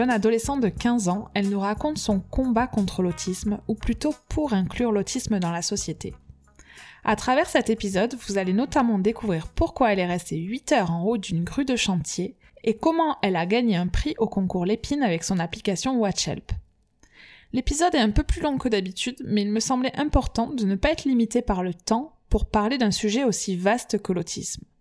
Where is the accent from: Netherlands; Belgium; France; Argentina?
France; accent: chantant